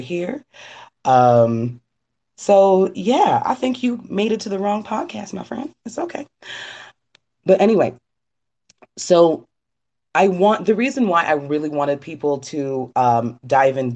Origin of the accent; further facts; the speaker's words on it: Trinidad & Tobago; my home country of Trinidad